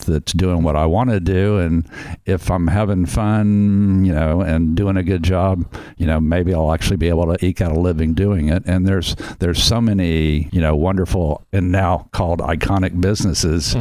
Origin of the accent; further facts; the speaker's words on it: Houston, Texas, United States; when I was a kid growing up in Houston